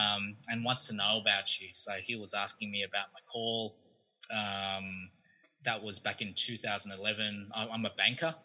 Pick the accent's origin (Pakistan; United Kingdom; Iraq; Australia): Australia; moved away as an adult; now in United States; I'm actually from Australia. Moved here two years ago